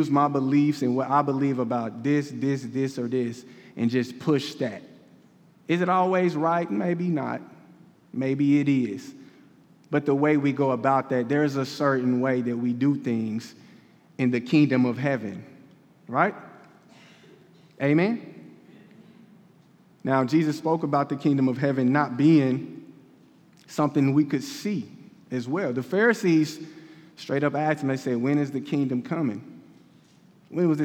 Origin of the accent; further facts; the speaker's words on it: Kansas City, Missouri, United States; I'm from Kansas City